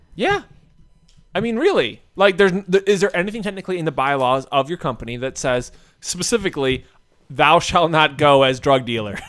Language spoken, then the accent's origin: English; United States; I'm an American